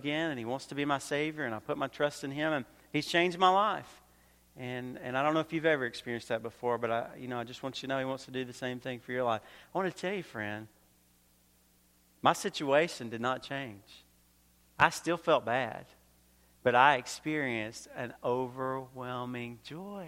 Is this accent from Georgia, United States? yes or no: yes; Georgia, United States; also born or lived in North Carolina; now in Queensbury, United States; originally I grew up in Georgia. I lived in North Carolina for a little while.